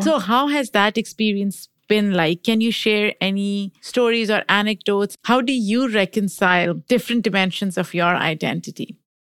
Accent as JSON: {"language": "English", "country": "Pakistan", "tie": "born or raised there", "moved": "as an adult", "lives_now": "United States", "said": "I grew up in Pakistan. I came here in my 20s"}